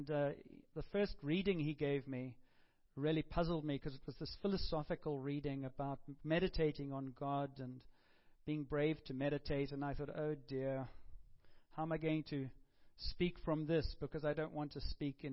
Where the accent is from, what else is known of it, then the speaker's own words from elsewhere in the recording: Cape Town, Western Cape, South Africa; moved away; a friend of mine who I grew up with in Cape Town